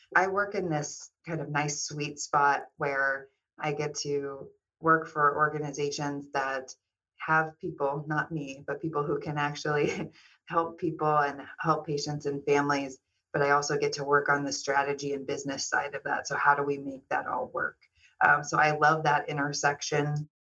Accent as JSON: {"language": "English", "town": "Kansas City", "country": "United States", "tie": "born or raised there", "also_born_or_lived": "Southern California", "moved": "yes", "lives_now": "Los Angeles, United States", "said": "I'm originally from Kansas City."}